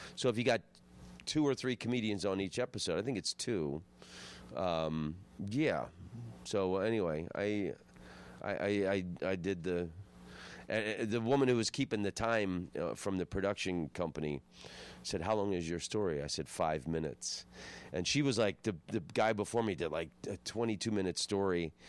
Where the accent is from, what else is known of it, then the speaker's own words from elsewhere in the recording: Florida, United States; I'm from Florida